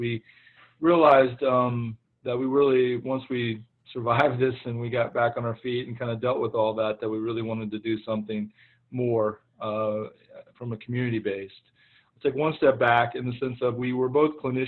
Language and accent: English; Oklahoma, United States; moved away; I am from the great state of Oklahoma